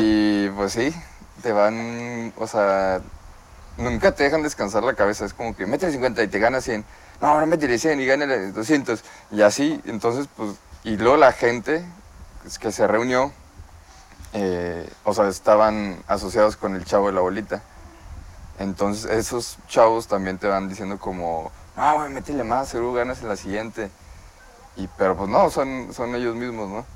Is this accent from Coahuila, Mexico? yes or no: yes; Torreón, Coahuila, Mexico; also born or lived in Lerdo, Durango; now in Mexico City, Mexico; nací en Torreón.